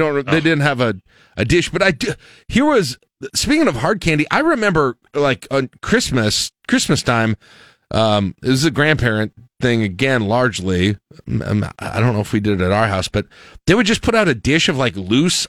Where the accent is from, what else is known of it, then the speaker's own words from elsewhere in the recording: South Dakota, United States; I was born in South Dakota.